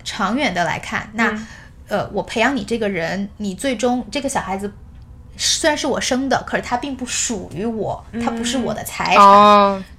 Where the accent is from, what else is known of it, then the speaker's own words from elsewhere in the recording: China; now in United States; 到哪儿都是我们就是中国人